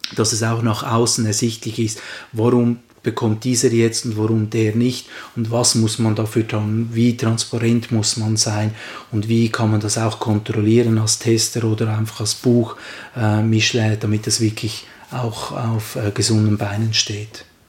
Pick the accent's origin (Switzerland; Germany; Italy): Switzerland; bei uns in der Schweiz